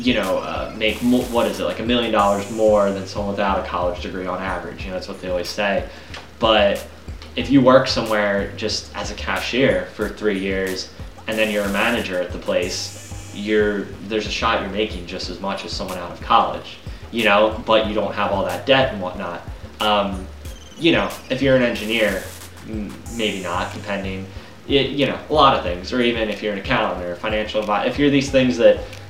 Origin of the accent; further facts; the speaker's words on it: Pennsylvania, United States; we're from Pennsylvania